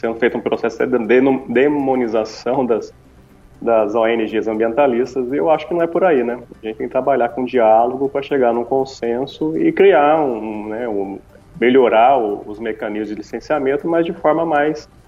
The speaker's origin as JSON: {"language": "Portuguese", "town": "Guaratinguetá", "region": "São Paulo", "country": "Brazil", "said": "a gente é aqui de Guaratinguetá, né?"}